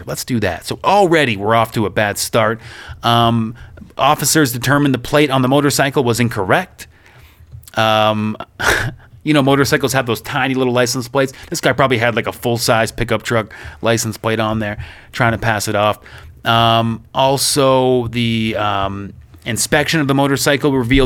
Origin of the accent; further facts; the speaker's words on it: Oakville, Ontario, Canada; moved away as an adult; now in Ukraine; My hometown of Oakville, Ontario